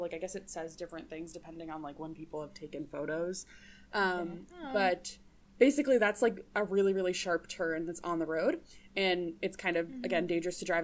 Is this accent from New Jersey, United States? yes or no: yes; New Jersey, United States; now in Minnesota, United States; I'm from New Jersey